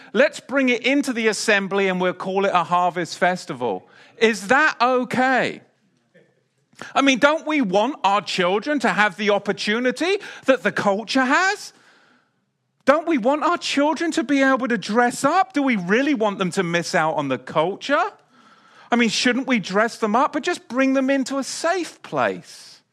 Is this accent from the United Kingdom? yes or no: yes; England, United Kingdom; also born or lived in Salisbury Plain; now in United States; growing up in England